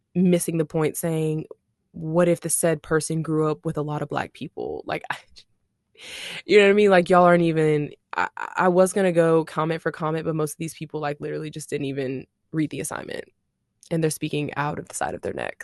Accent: Shreveport, Louisiana, United States; now in Dallas-Fort Worth, United States; I'm from Shreveport, Louisiana.

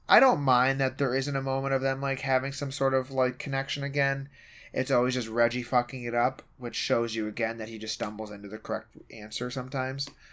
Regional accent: Michigan, United States; we're from Michigan

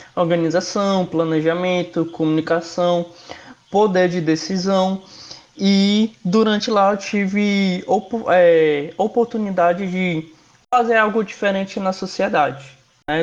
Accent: Rondônia, Brazil; moved away as an adult; also born or lived in Fortaleza; eu sou de outro estado, eu sou de Rondônia. Eu me mudei

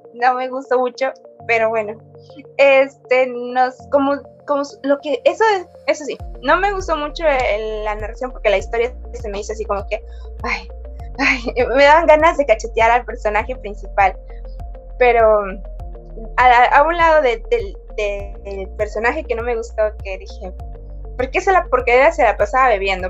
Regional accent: Mexico; nosotros como mexicanos

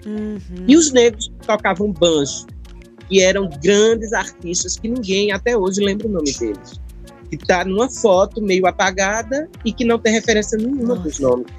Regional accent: São José do Egito, Pernambuco, Brazil; eu também sou do Sertão, eu sou do sertão, não sou do Bodocó, mas sou do sertão do Pajeú. Sou de São é. José do Egito, terra dos poetas

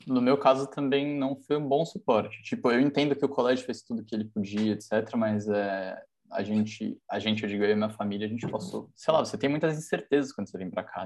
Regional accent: São Paulo, Brazil; moved away as an adult; now in Darmstadt, Germany; eu tenho 23 anos, eu venho de São Paulo

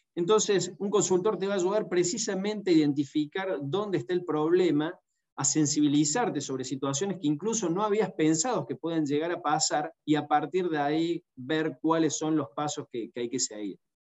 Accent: Argentina

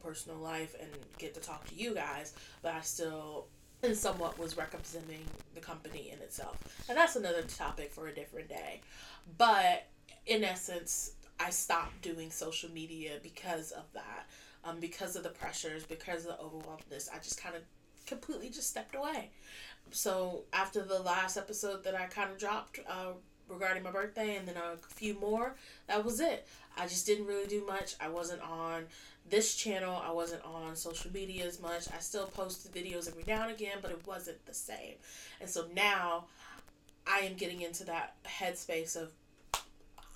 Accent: United States; moved away as an adult; now in United Kingdom; being an American expat here

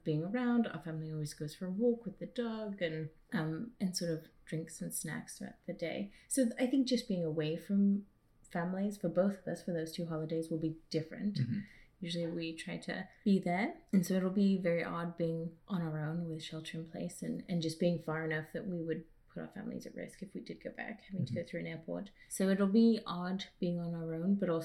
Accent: England, United Kingdom; moved away; us going back to England some years

